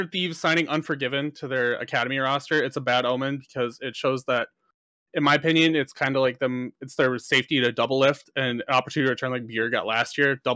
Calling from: Minnesota, United States; Uh, Southern Minnesota.

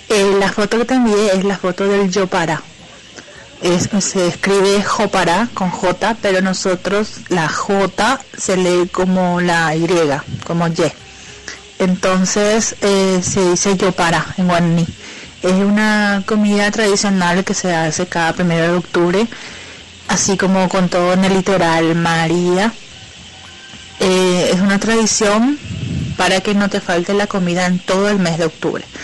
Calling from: Asunción, Paraguay; de Asunción, Paraguay.

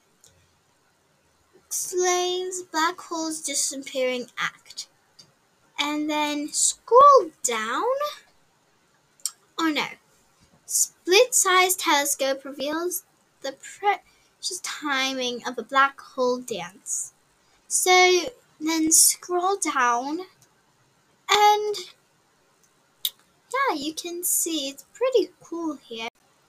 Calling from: Alberta, Canada; from Canada. Alberta, Canada.

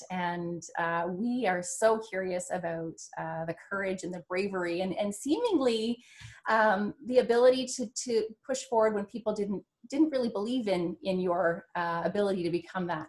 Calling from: Ontario, Canada; I'm calling in from Ontario, Canada

